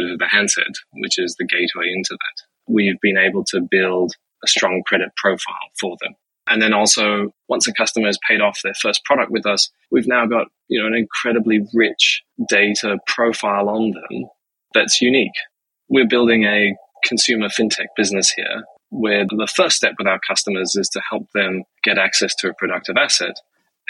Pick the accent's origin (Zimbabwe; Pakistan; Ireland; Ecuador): Zimbabwe; moved away as an adult; also born or lived in United States; I'm Zimbabwean. I was born and raised in Zimbabwe.